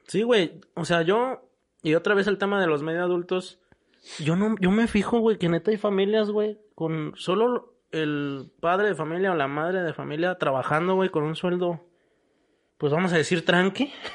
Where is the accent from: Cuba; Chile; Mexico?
Mexico; cómo somos los mexicanos.